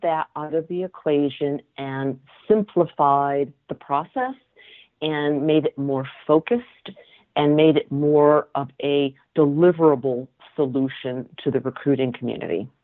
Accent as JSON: {"language": "English", "region": "Connecticut", "country": "United States", "tie": "born or raised there", "also_born_or_lived": "Massachusetts", "said": "I grew up in Connecticut"}